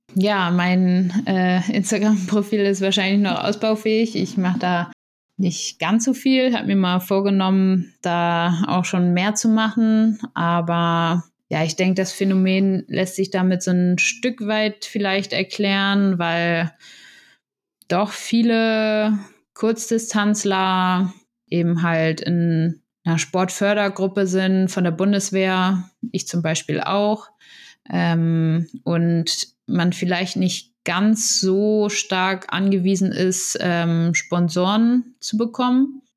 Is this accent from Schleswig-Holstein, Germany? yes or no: yes; Itzehoe, Schleswig-Holstein, Germany; moved away as an adult; now in Potsdam, Germany; ich fahre gern mal zu meiner Familie wieder nach Itzehoe zum, in meine Heimat